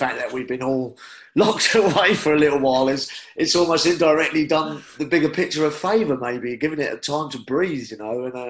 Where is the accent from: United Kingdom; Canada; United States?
United Kingdom; Brighton, South East England; I'm a Brighton lad